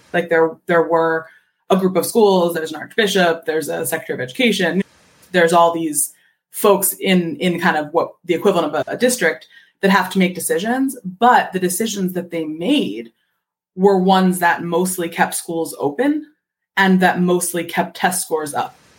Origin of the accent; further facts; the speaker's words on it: Philadelphia, Pennsylvania, United States; I'm from Philadelphia